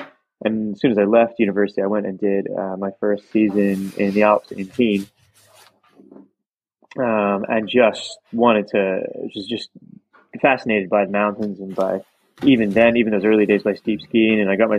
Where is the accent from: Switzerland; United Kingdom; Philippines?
United Kingdom; South East England; also born or lived in Virginia, United States; So originally I was born in Virginia in the US and I didn't ski there, but then I moved when I was 11 with my family to the southeast of England near Brighton.